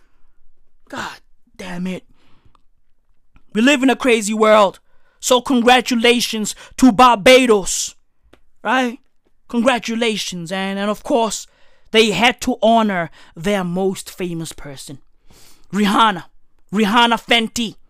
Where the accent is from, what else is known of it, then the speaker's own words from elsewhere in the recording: South Africa; I'm a South African